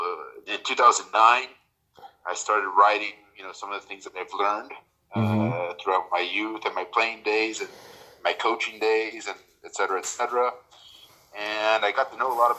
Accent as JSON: {"language": "English", "region": "Southern California", "country": "United States", "tie": "born or raised there", "said": "I was born and raised in Southern California."}